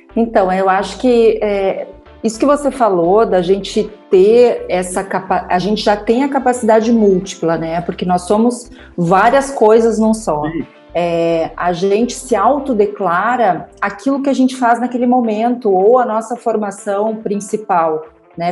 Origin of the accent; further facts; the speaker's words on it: Rio Grande do Sul, Brazil; eu sou gaúcha